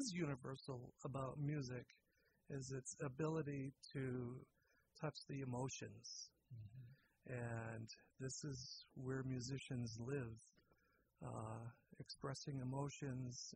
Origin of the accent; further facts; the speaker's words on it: Lynn, Massachusetts, United States; moved away as an adult; now in Sonoma County, United States; I grew up in the Boston area.